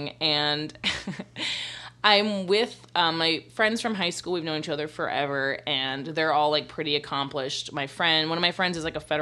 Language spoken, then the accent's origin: English; the South, United States; moved away; we're from the South, so we all have these, like, very, like, Southern